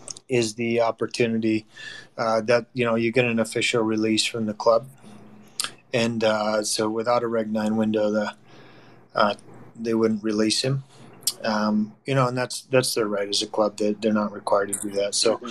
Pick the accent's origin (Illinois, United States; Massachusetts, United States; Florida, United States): Massachusetts, United States; Boston; born there; My grandfather was, you know, a U.S. citizen. My parents, I was born in Boston.